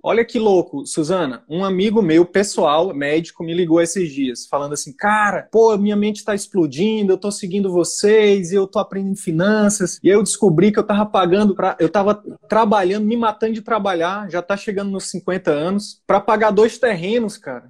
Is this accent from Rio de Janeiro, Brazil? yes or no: no; Piauí, Brazil; now in Manaus, Brazil; eu tinha imóveis no Piauí, que é a minha terra natal